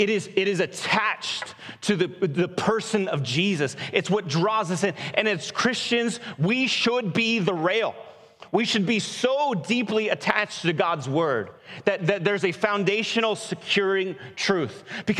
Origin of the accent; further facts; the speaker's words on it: Portland, Oregon, United States; Where are you from? Northeast Portland. Been there for a little while.